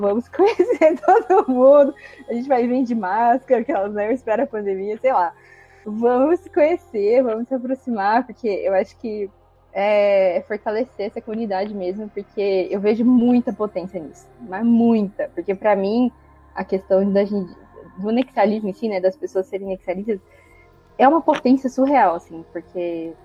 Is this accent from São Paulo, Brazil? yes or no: yes; São Carlos, São Paulo, Brazil; sou de São Carlos, interior de São Paulo